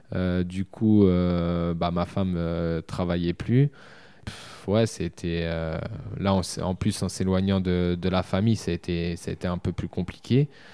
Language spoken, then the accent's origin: French; Châteauroux, Centre-Val de Loire, France; Moi, aujourd'hui, je suis de Châteauroux